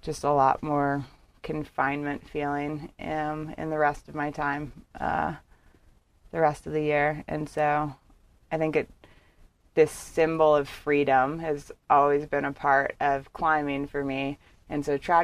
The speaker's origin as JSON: {"language": "English", "town": "Bethesda", "region": "Maryland", "country": "United States", "tie": "born or raised there", "also_born_or_lived": "Miami, Florida", "said": "Big suburb of D.C., so Bethesda, Maryland. Born in Miami."}